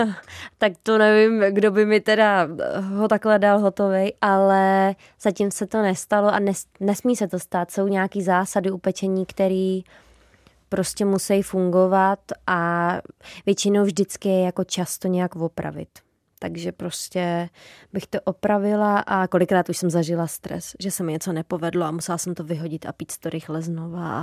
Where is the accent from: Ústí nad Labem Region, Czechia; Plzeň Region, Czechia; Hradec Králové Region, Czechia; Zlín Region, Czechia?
Hradec Králové Region, Czechia; Trutnov; also born or lived in Podkrkonoší / Prague; já jsem se narodila v Trutnově